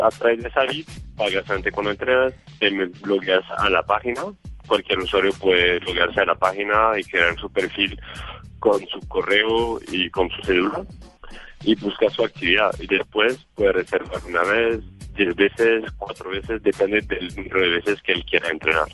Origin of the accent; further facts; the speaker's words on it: France; Spanish is a second language; now in Colombia; yo, soy francés